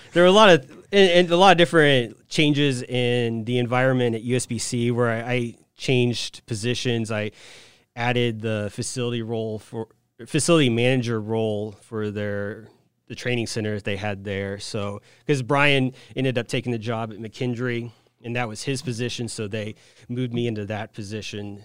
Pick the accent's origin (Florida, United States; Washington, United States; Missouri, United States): Missouri, United States; Saint Joseph; moved away as an adult; also born or lived in Wichita, Kansas / Dallas, Texas / Hong Kong; now in Quincy, United States; I'm from Saint Joseph, Missouri, originally, via Wichita, Kansas for college, then the Dallas, Texas area, and then Hong Kong, and then here.